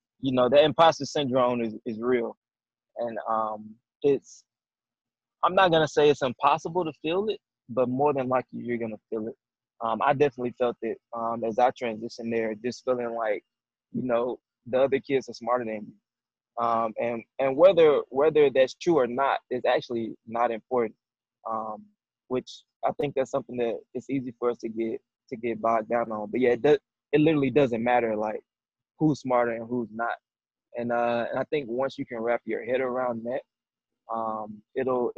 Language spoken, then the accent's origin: English; the South, United States; moved away as an adult; I'm a dude from the South